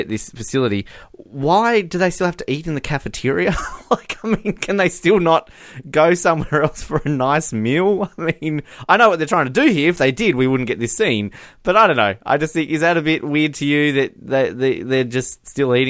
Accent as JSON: {"language": "English", "country": "Australia", "said": "I'm Australian too"}